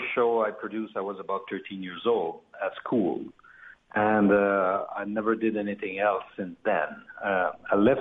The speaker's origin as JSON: {"language": "English", "region": "Quebec", "country": "Canada", "said": "we're from the French part of Canada, which is Quebec, province of Quebec, and we're more located in Montreal"}